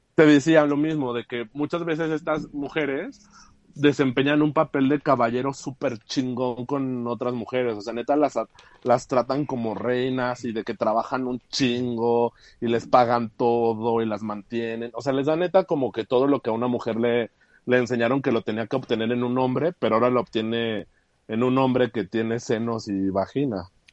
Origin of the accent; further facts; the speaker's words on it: Aguascalientes, Mexico; also born or lived in Mexico City; soy de la Ciudad de México, pero tengo casi toda mi vida en Aguascalientes.